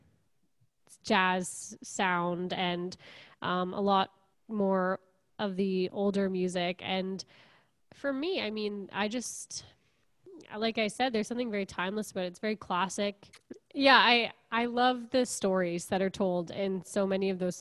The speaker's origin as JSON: {"language": "English", "town": "Kingston", "region": "Ontario", "country": "Canada", "tie": "born or raised there", "also_born_or_lived": "Montreal", "said": "I'm from Kingston originally, and I grew up here, went to Queens, and then I lived in Montreal"}